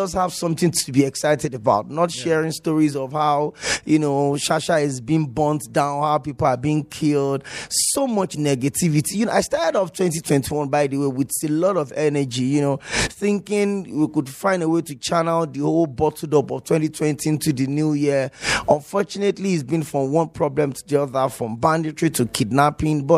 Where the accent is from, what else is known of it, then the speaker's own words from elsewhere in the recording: Nigeria; as a Nigerian